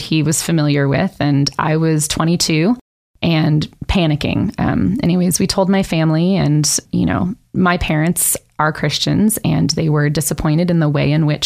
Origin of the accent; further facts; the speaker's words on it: California, United States; moved away as an adult; also born or lived in Nevada; I was raised in California and moved around, went to three high schools in 4 years and all over California, and then finally settled in Nevada